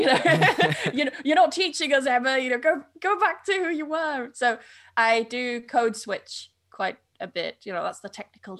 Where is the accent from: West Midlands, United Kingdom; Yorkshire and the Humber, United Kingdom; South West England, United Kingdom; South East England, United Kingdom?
Yorkshire and the Humber, United Kingdom; I was born in North Yorkshire, but I grew up in East Yorkshire.